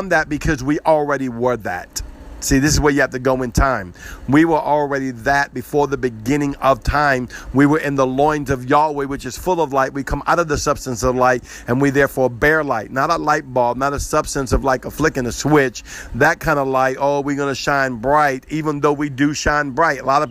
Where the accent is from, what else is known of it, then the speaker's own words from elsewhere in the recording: the South, United States; You can tell I'm from the South